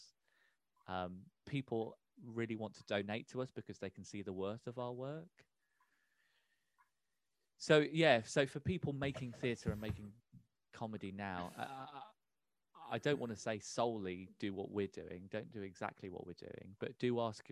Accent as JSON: {"language": "English", "town": "Peterborough", "region": "East of England", "country": "United Kingdom", "tie": "born or raised there", "said": "So we're both born and raised in Peterborough."}